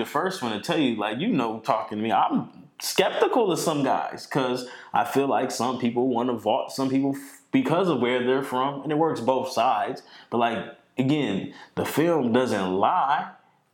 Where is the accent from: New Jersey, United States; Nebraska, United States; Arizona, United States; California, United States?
Nebraska, United States; Omaha; I'm not international. I'm from Omaha